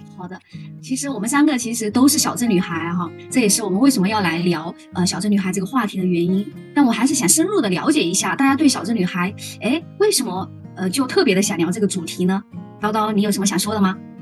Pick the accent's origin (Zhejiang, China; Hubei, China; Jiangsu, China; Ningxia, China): Hubei, China; now in Guangzhou, China; 我是九四年的，然后来自湖北